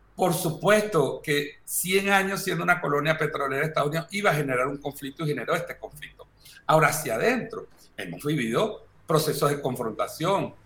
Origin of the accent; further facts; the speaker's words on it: Venezuela; somos nueve venezolanos de distintas áreas